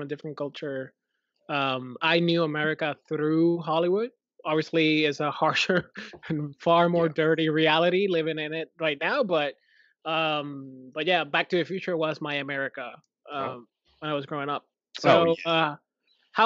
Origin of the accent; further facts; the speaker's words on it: Puerto Rico; I'm from Puerto Rico